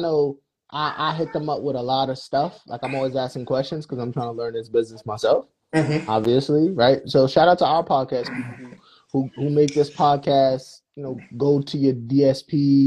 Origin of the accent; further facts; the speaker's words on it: New York, United States; I'm from New York